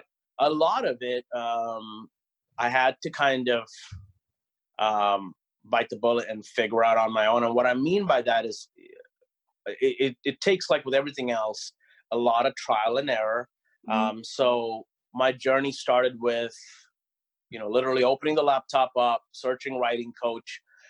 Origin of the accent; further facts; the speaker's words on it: Oklahoma, United States; a lot of school visits here in my home state of Oklahoma.